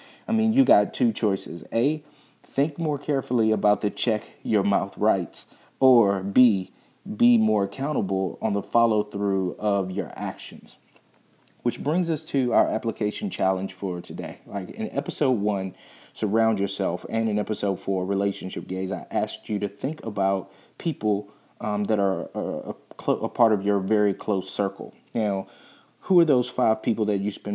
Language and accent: English; Virginia, United States; I'm not from Missouri, I'm from Virginia